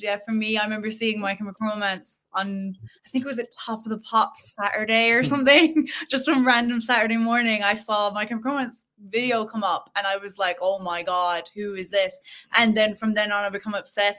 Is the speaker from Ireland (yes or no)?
yes; Killarney, Munster, Ireland; we used to actually go busking like in our town